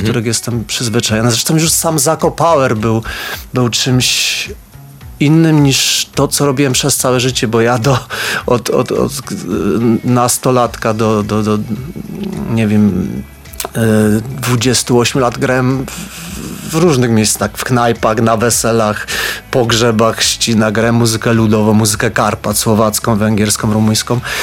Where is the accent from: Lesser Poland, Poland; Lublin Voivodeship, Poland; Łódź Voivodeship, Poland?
Lesser Poland, Poland; Podhale; accent: Highlander (góralski); Jak mówię, to też słychać, że jestem z Podhala